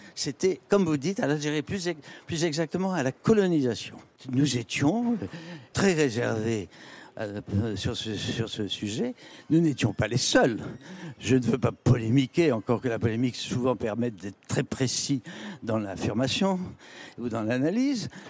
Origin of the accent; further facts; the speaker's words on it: Le Cateau-Cambrésis, Hauts-de-France, France; now in Paris, France; c'est la ville de Matisse